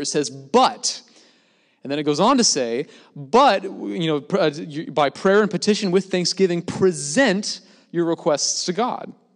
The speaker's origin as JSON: {"language": "English", "town": "Gig Harbor", "region": "Washington", "country": "United States", "tie": "born or raised there", "moved": "as an adult", "said": "back in Gig Harbor, my hometown"}